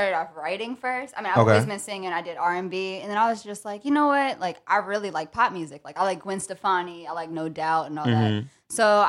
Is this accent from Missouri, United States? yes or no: no; Virginia, United States; moved away as an adult; now in New York, United States; I'm from Virginia. So shout out to VA, everybody watching right now. I moved to New York like 3 years ago.